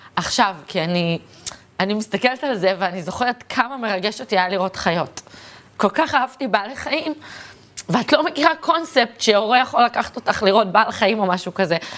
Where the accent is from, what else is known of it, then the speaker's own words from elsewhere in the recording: Tel Aviv, Tel Aviv District, Israel; תחנה מרכזית ישנה, שם נולדתי, גדלתי והתחנכתי